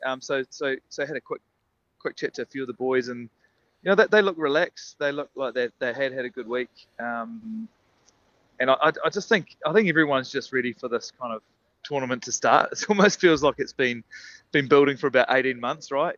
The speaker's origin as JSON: {"language": "English", "country": "New Zealand", "said": "it's nice being a Kiwi too"}